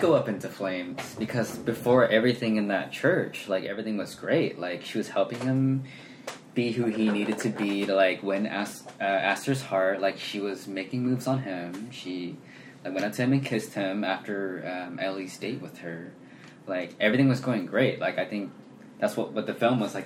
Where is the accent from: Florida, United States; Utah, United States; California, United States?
California, United States; Sacramento; also born or lived in Lincoln, California; I grew up in Sacramento